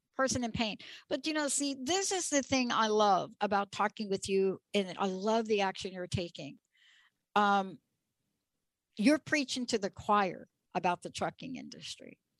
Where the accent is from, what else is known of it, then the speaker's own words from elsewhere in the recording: New York, United States; I grew up in New York